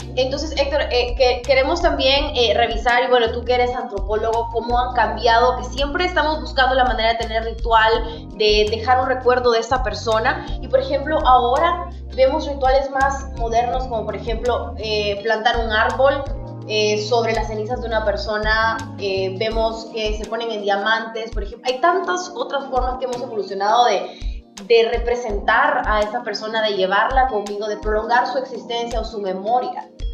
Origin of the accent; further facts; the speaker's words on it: El Salvador; quiénes somos como salvadoreños, de dónde venimos